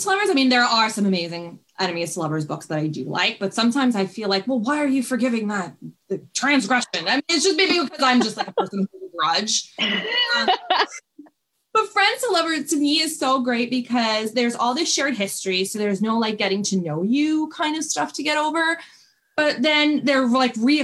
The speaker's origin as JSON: {"language": "English", "town": "New York City", "region": "New York", "country": "United States", "tie": "born or raised there", "said": "So I grew up in Brooklyn, New York"}